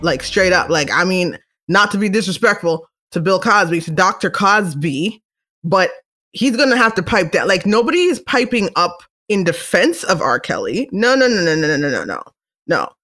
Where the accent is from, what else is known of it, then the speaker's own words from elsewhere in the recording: Canada; I'm Canadian